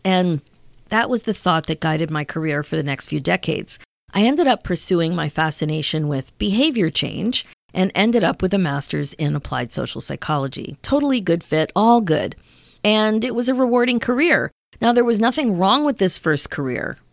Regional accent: Pennsylvania, United States; also born or lived in Ontario, Canada; now in Canada; I grew up in Pennsylvania. My kids grew up in Ontario. And here in Canada, we say grade nine.

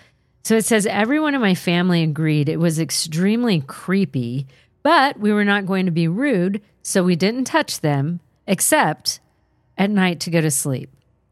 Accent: California, United States; I'm from Southern California, but this one time was my one trip to Canada visiting extended family.

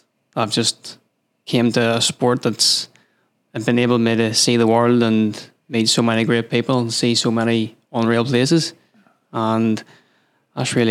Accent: County Down, Northern Ireland, United Kingdom; I come from County Down, which is in Ireland, Northern Ireland

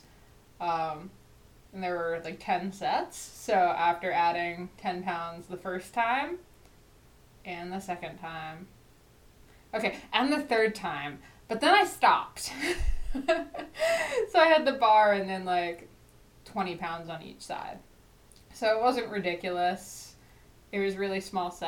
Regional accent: New Jersey, United States; I'm from New Jersey

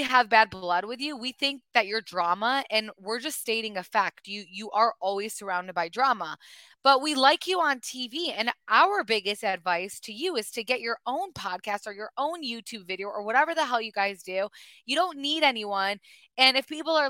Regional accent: Michigan, United States; we're two girls from Michigan

